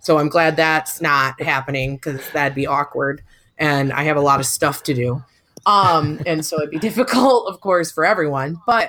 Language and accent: English; Michigan, United States; I'm from Michigan